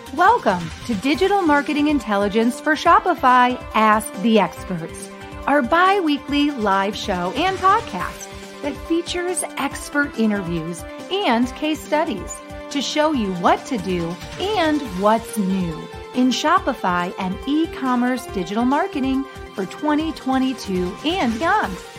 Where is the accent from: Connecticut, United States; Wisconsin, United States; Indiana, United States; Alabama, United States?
Connecticut, United States; now in Minneapolis, United States; I grew up in Connecticut, now living in Minneapolis, Minnesota